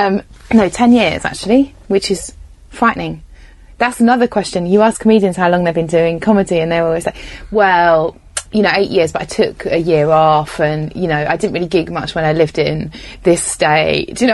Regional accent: England, United Kingdom; I had to do an audition in England, where I'm from, in an American accent

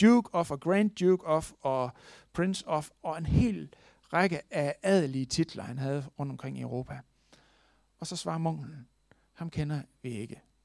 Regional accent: Denmark; vi er født i Danmark

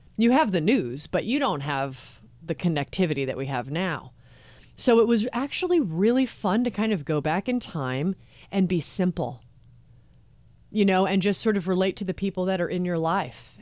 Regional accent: Los Angeles, California, United States; I'm born and raised in Los Angeles and I live in Hollywood

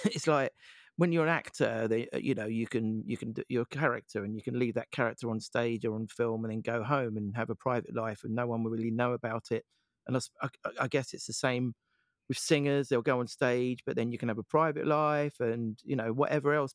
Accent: Essex, East of England, United Kingdom; I'm from Essex

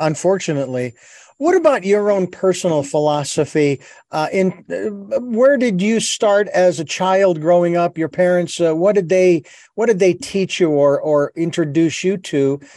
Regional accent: Arizona, United States; in Arizona, my home state

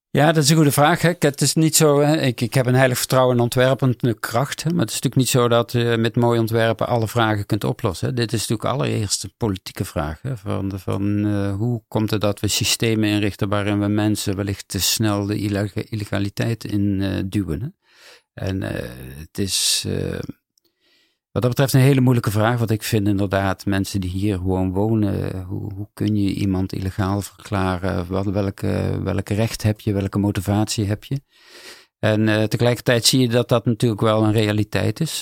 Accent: Netherlands; ik als Nederlander

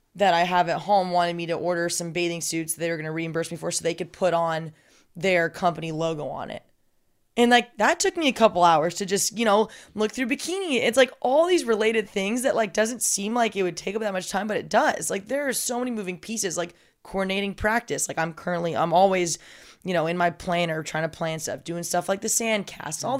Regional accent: Southern California, United States; also born or lived in San Diego; I, I, am from Southern California, but I was commuting from San Diego

